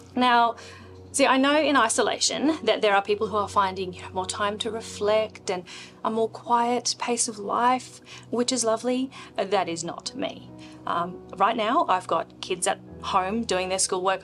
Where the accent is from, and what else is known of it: Australia; born or raised there; also born or lived in India